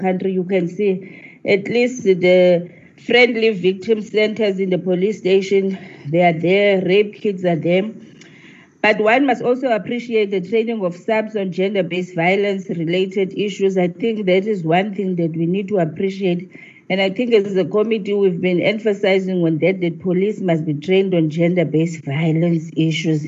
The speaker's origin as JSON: {"language": "English", "region": "Eastern Cape", "country": "South Africa", "said": "I'm from the Eastern Cape."}